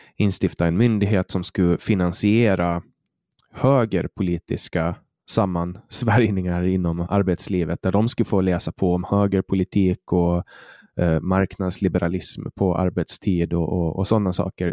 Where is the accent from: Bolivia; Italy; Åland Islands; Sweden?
Åland Islands; jag är född och uppvuxen på Åland